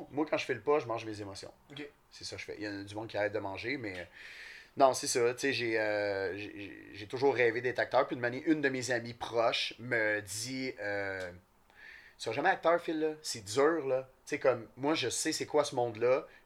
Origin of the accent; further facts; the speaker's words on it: Saint-Eustache, Quebec, Canada; j'ai été élevé à Saint-Eustache